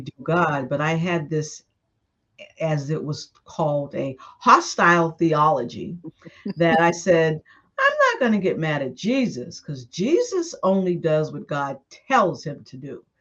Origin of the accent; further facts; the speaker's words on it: Boston, Massachusetts, United States; moved away as an adult; also born or lived in Brooklyn, New York / Washington, D.C.; I grew up in Boston, and after high school in Boston